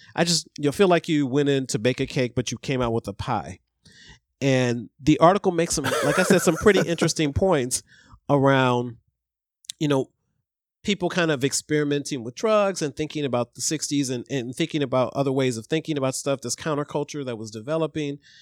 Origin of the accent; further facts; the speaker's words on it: Ohio, United States; I grew up in Ohio